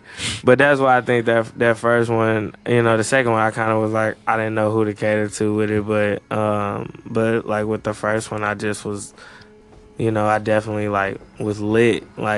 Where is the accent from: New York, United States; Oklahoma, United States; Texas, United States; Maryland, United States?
Maryland, United States; now in St. Louis, United States; You know, I'm originally from Maryland, but of course St. Louis then became my home.